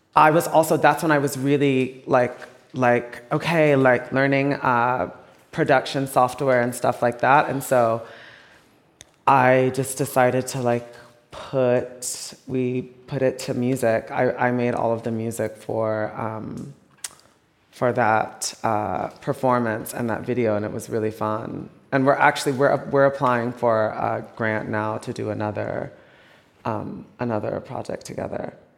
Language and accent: English; Texas, United States; I'm from Texas, my family's in the South